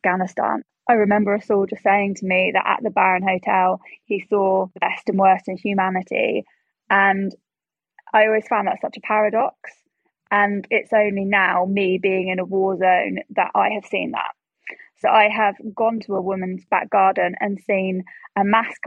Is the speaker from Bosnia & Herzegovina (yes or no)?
no; United Kingdom; I'm a British journalist.